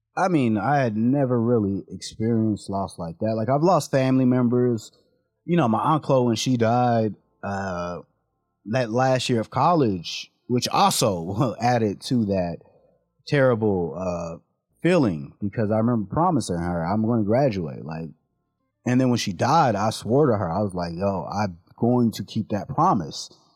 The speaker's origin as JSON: {"language": "English", "town": "San Diego", "region": "California", "country": "United States", "tie": "born or raised there", "said": "we grew up in San Diego"}